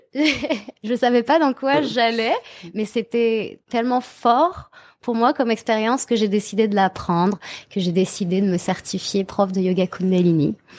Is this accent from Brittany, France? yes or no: yes; Brittany, France; now in Montreal, Canada; je viens de Bretagne